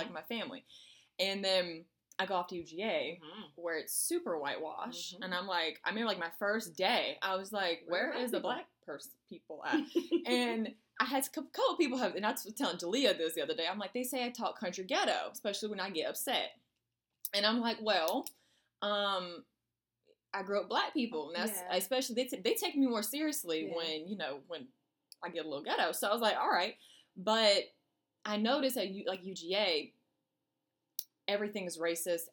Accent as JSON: {"language": "English", "area": "Effingham", "region": "South Georgia", "country": "United States", "tie": "born or raised there", "said": "growing up here in South Georgia"}